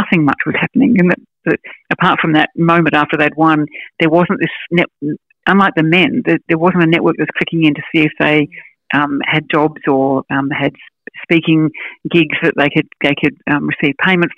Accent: Canberra, Australian Capital Territory, Australia; I'm from Canberra

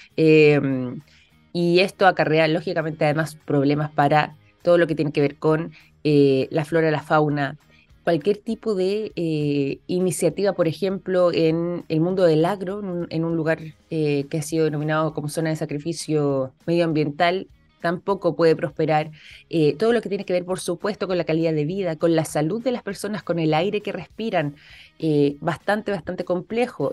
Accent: Chile; nosotros los chilenos

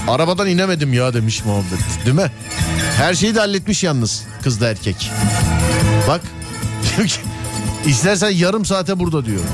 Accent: Istanbul, Turkey; Biz İstanbul çocuğuyuz

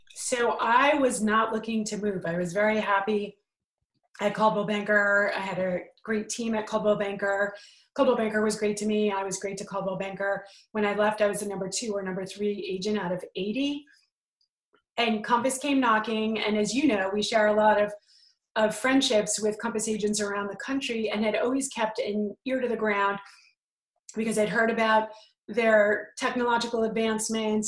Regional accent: New York, United States; I'm from New York

